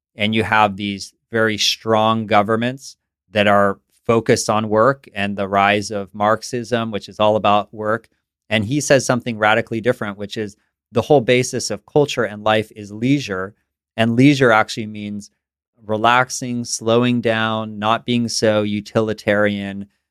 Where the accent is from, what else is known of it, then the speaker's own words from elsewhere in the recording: San Francisco, California, United States; also born or lived in East Coast; I grew up in San Francisco